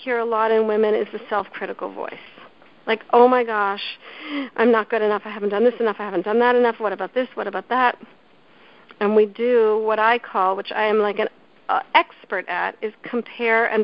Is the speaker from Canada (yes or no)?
yes; Canada; I grew up in Canada